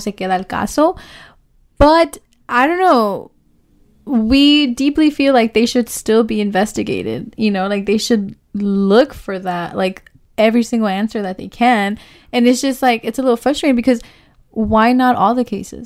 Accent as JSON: {"language": "English", "town": "Oakland", "region": "California", "country": "United States", "said": "we are from the East Side. We are women of color, you know? So this is our community."}